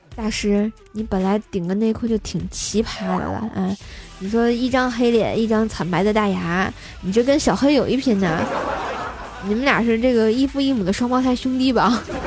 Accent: Tangshan, Hebei, China; moved away; 我老家是哪儿呢？唐山

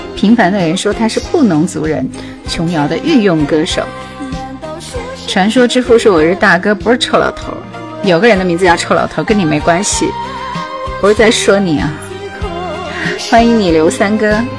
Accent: Jingzhou, Hubei, China; 我是土生土长的湖北荆州人

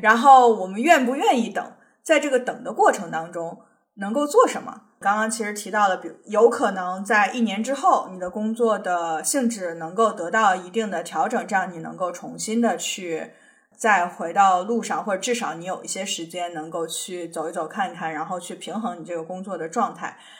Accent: China; now in United States; 我们作为中国人搞签证那么痛苦

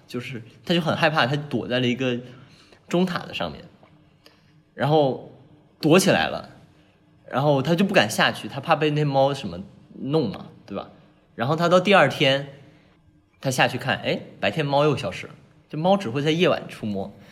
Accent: Guangdong, China; 我是广东人嘛

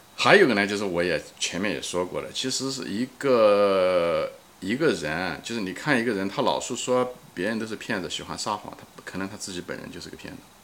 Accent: China; 从小也在中国长 大

